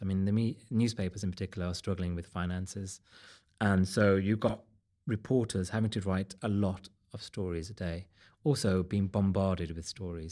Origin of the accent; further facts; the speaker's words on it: Wolverhampton, West Midlands, United Kingdom; I'm from Wolverhampton.